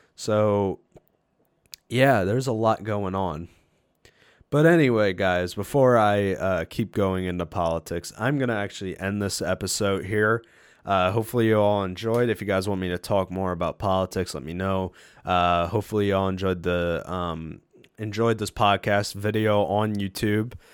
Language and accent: English; United States; as an American person